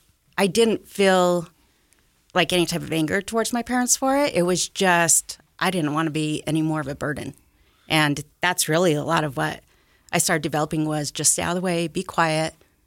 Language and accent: English; Utah, United States; I grew up out here in Davis County, actually. Mm-hmm. I've been there my whole life. I'm still there. typical Utah family.